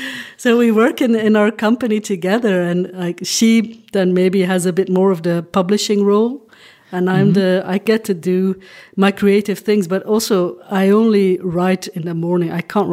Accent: Flanders, Belgium; first language Dutch; English is a second language; also born or lived in Hong Kong; Well, I think it's because I'm from Belgium, right? But when I started writing, I lived in Hong Kong. Mm. And I knew I was going to write in English. My mother tongue is Dutch.

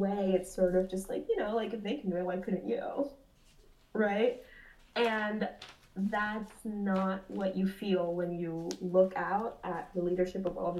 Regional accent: Peru; I'm from Peru. In Peru, you can go to Lima downtown

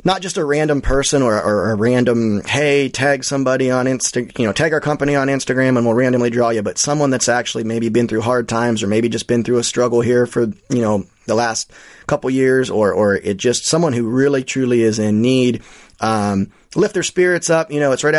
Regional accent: Ohio, United States; the Buckeye State, my home state

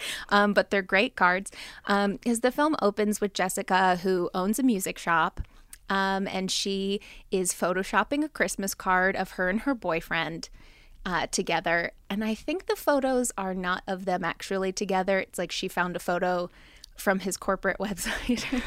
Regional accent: New Jersey, United States; I'm from Jersey

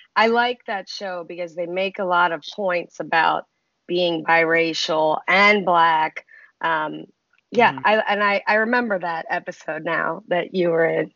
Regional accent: Baltimore, Maryland, United States; I grew up in Baltimore

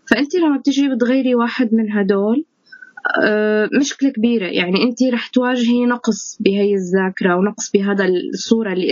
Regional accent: Syria; مثل وضعنا نحن كسوريين انتمائنا لسوريتنا

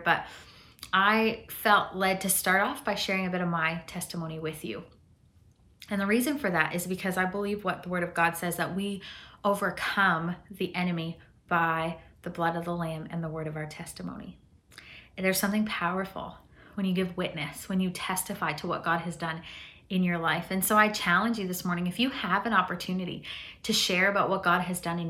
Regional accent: Chihuahua, Mexico; born there; I grew up in a Mennonite culture. I was born in Chihuahua, Mexico.

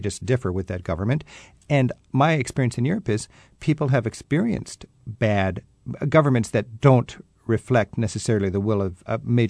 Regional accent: United States; I've let people know I'm an American.

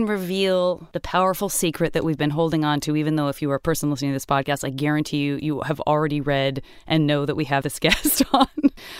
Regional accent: Arizona, United States; I grew up in Arizona

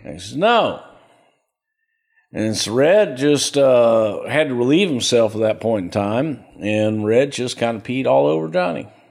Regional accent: El Paso, Texas, United States; also born or lived in Houston, Texas; I grew up in El Paso

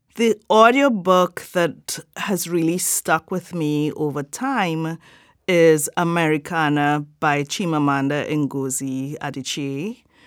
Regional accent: Trinidad & Tobago; I am from Trinidad and Tobago

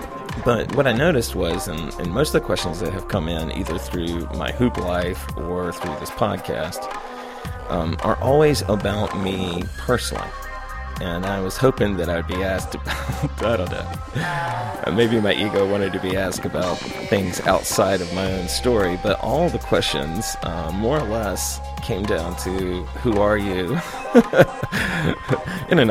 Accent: Charlotte, North Carolina, United States; I was born in Charlotte, North Carolina

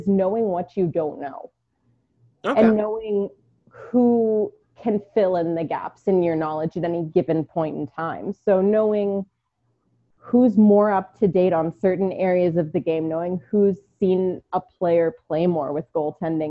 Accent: Baltimore, Maryland, United States; also born or lived in New York / Houston, Texas; now in Phoenix, United States; I was born in Baltimore. I lived in New York, lived in Houston for a while

